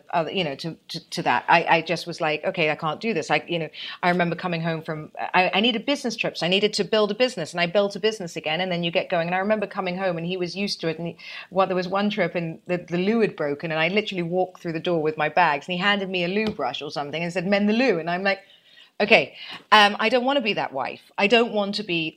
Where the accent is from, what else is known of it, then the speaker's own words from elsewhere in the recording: United Kingdom; I'm British, you see, and I was in boarding school from 7 to 18